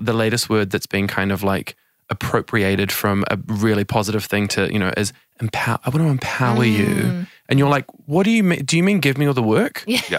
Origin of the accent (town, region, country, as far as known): Auckland, New Zealand; born or raised there; now in Sydney, Australia